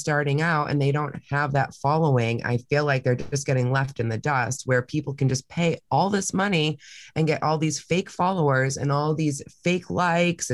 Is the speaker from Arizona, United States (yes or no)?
no; Massachusetts, United States; moved away; I'm from Massachusetts